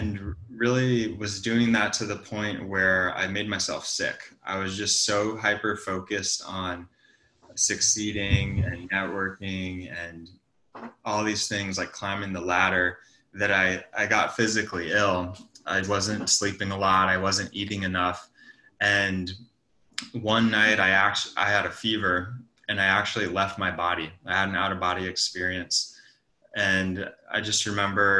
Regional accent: Montana, United States; moved away as an adult; also born or lived in San Francisco; I'm from Montana. Yeah, I grew up on a ranch.

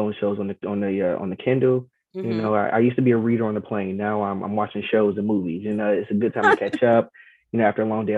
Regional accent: Georgetown, Kentucky, United States; now in DMV area, United States; growing up in Georgetown, Kentucky

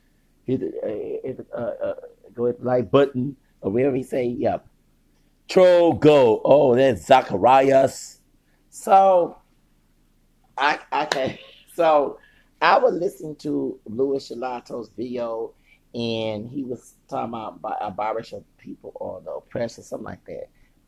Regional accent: the South, United States; Me, I'm from the South. I got white, long distance kin folks.

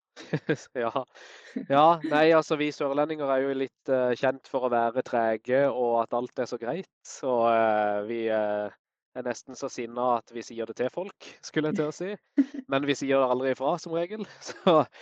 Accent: Kristiansand, Agder, Norway; Jeg er opprinnelig fra Kristiansand. Bor og jobber her i dag.

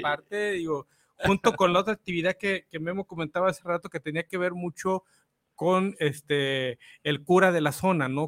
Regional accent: Guadalajara, Jalisco, Mexico; yo soy de aquí de Analco, más abajito

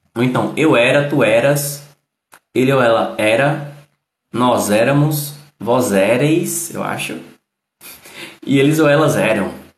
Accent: Northeast Region, Brazil; Eu que sou do Nordeste, eu falo de um jeito

